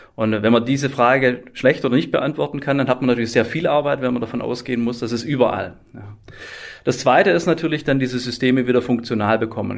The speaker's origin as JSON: {"language": "German", "region": "Swabia", "country": "Germany", "said": "ich komme aus dem Schwabenländle"}